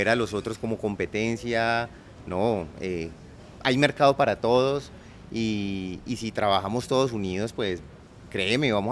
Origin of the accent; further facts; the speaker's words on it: Colombia; como colombianos tenemos que dejar tantas diferencias